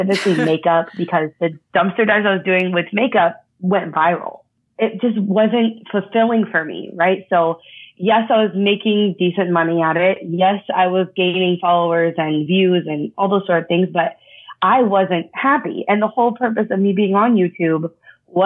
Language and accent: English; Texas, United States; growing up in Texas, kind of all I knew about was oil